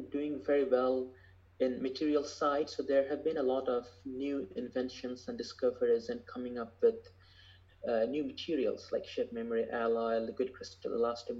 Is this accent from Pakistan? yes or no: no; Bangladesh; moved away as an adult; also born or lived in Michigan, United States; now in Los Angeles, United States; I grew up in Bangladesh